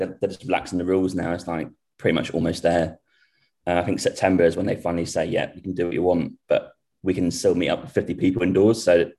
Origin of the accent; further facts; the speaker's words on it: Norwich, East of England, United Kingdom; moved away as an adult; now in Vancouver, Canada; Yeah, I'm from Norwich. I'm 32, so born in the 80s, unfortunately.